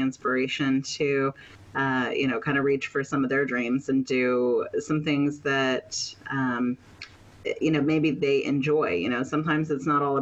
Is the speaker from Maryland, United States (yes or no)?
yes; Maryland, United States; now in Panama; I'm from Maryland in the United States. Currently, I'm living in Panama